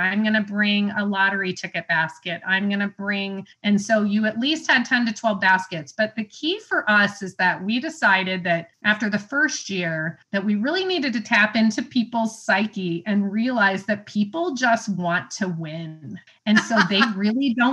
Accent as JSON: {"language": "English", "region": "Illinois", "country": "United States", "moved": "yes", "lives_now": "Indiana, United States", "said": "I'm from Illinois"}